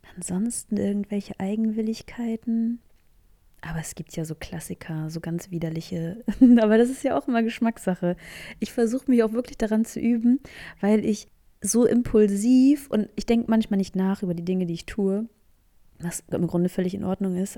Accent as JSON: {"language": "German", "region": "Northern Germany", "country": "Germany", "said": "ich komme ja aus dem Norden, aus dem schönen hohen Norden der Republik"}